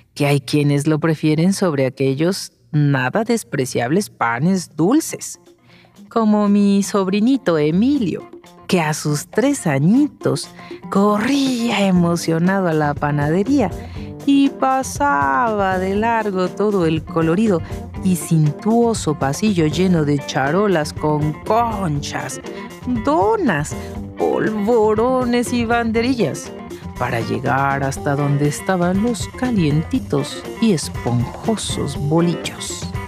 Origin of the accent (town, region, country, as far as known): Mexico City, Mexico